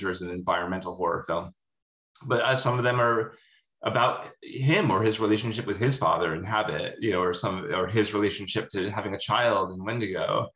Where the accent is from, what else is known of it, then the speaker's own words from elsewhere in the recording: Rhode Island, United States; where I grew up in Rhode Island. And I grew up with my grandparents and we grew up in the woods.